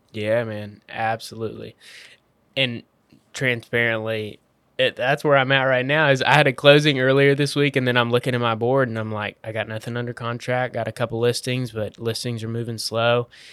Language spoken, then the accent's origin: English; Waco, Texas, United States; I'm from Waco